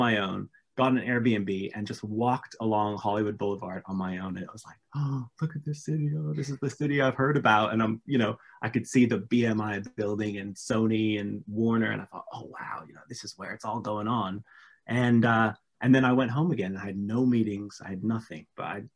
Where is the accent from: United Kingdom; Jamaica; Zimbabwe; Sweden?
United Kingdom; England; now in Los Angeles, United States; as a Brit